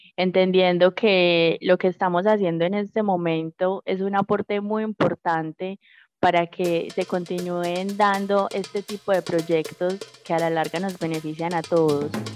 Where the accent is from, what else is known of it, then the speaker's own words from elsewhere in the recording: Puerto Berrío, Antioquia, Colombia; soy nacida y criada en el municipio de Puerto de Río. Llevo 28 años en este municipio del Magdalena Medio